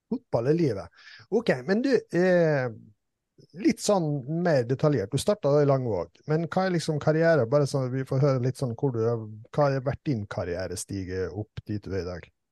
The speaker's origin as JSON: {"language": "Norwegian", "town": "Langevåg", "region": "Møre og Romsdal", "country": "Norway", "tie": "born or raised there", "said": "jeg er fra Langevågen"}